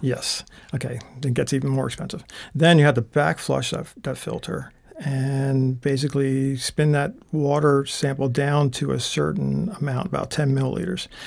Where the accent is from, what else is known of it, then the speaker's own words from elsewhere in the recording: Holland, Pennsylvania, United States; moved away as an adult; originally, I'm from Bucks County, PA, a town called Holland, uh, right on the outskirts of Philadelphia. Uh, I was born and raised there, and mm, stayed there until I was about 21